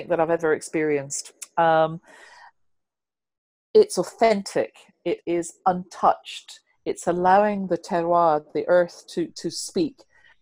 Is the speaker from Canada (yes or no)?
no; United Kingdom; I'm so British